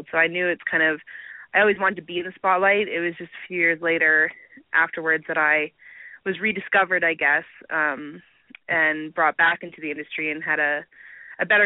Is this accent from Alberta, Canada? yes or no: yes; Alberta, Canada; Um, I'm from Canada.